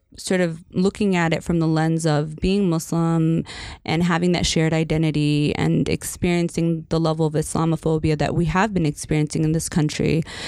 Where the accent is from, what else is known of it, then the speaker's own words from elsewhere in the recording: Northern Virginia, United States; now in Michigan, United States; I grew up in Northern Virginia uh, for part of my childhood